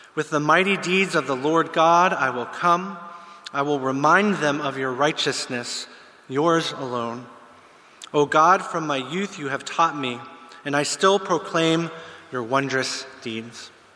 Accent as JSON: {"language": "English", "town": "Pittsburgh", "region": "Pennsylvania", "country": "United States", "tie": "born or raised there", "moved": "as an adult", "said": "I'm from the States. I grew up in the Pittsburgh area"}